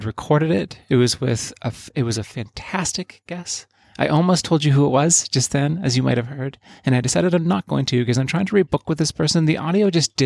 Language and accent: English; Yukon, Canada; my life growing up in the Yukon, which is where I sort of came of age.